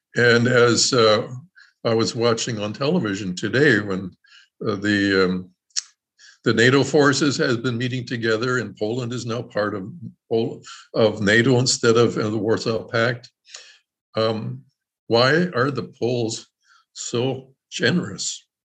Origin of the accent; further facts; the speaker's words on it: Canada; now in Elkhart, United States; I was born in Canada